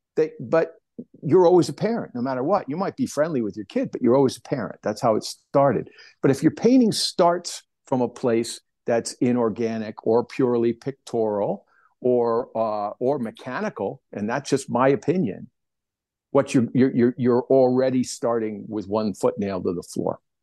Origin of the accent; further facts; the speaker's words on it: New Jersey, United States; moved away; I grew up on the East Coast, back in New Jersey, with the newspaper